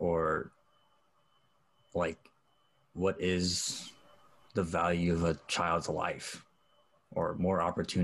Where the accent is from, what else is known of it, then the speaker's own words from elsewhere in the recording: Oakland, California, United States; also born or lived in Stockton, California; I grew up in Oakland and Stockton, both the rough parts of both places